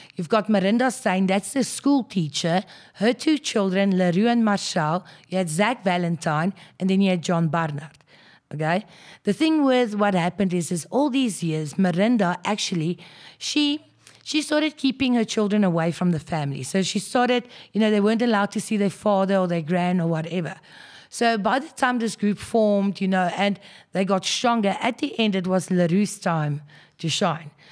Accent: Krugersdorp, Gauteng, South Africa; born and bred in Krugersdorp, so basically went to school there

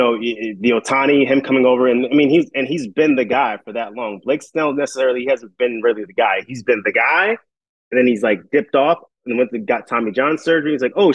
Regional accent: New York, United States; I grew up in New York

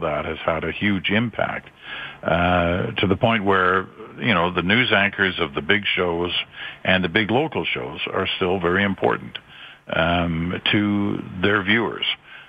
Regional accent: Malaysia; also born or lived in England; now in Canada; I was born in England and raised in Southeast Asia, in Malaysia. It's now Malaysia. Then it was just Malaya.

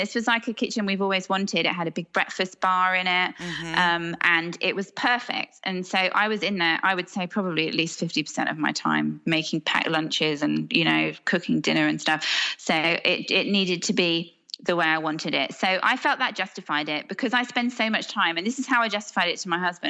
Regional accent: Hong Kong; And I was brought up abroad in Hong Kong and I'm quite transient.

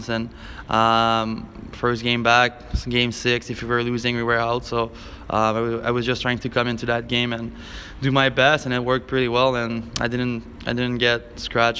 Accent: Montmagny, Quebec, Canada; English is a second language; moved away; it's called Montmagny

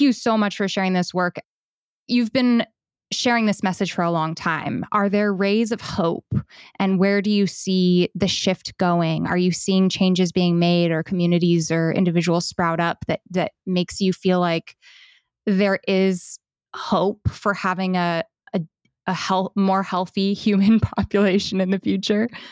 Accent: United States; being an American

